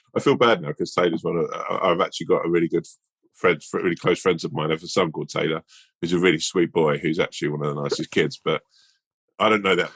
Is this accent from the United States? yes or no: no; London, United Kingdom; I'm a Londoner